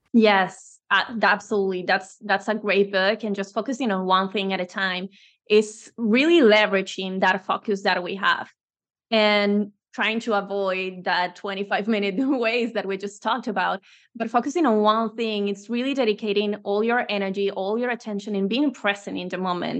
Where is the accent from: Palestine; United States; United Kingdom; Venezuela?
Venezuela; moved away as an adult; now in Spain; I'm originally from Venezuela, but I believe in, in Spain from, like, since ten years ago